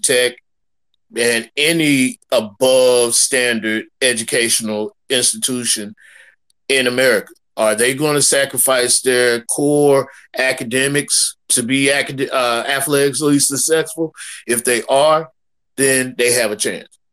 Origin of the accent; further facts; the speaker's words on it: Nashville, Tennessee, United States; I'm from Nashville